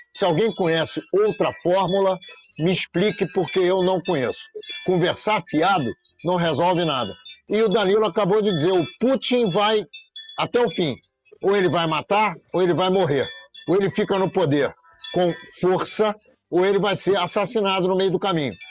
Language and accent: Portuguese; Rio de Janeiro, Brazil; eu, judeu, que nasci em Copacabana, no Rio de Janeiro